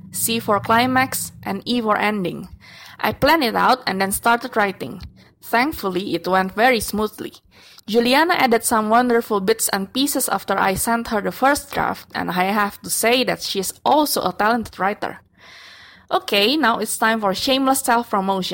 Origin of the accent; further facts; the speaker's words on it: Jakarta, Indonesia; from Jakarta, Indonesia